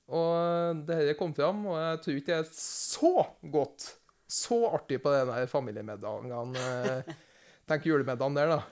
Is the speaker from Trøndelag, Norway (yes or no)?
yes; near Overhalla, Trøndelag, Norway; Nabokommunen min er Overhalla